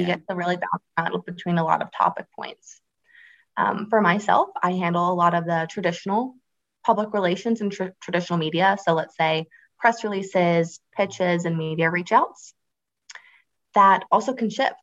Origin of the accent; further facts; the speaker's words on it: Space Coast of Florida, United States; I grew up on the space coast of Florida